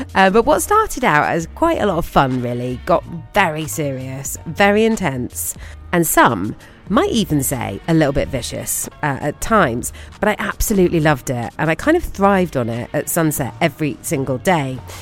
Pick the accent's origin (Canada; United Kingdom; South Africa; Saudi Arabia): United Kingdom; being a British person